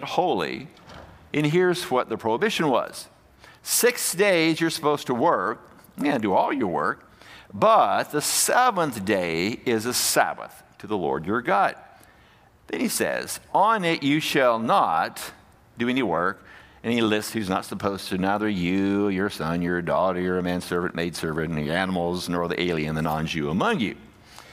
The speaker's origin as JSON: {"language": "English", "town": "Fairfield", "region": "Alabama", "country": "United States", "tie": "born or raised there", "said": "we were growing up in Alabama, and the church we went to was Fairfield Highlands Baptist Church"}